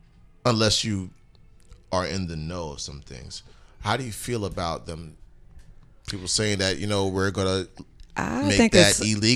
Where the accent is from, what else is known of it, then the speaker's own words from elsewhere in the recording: New York City, New York, United States; sometimes I gotta shake my head at my own borough.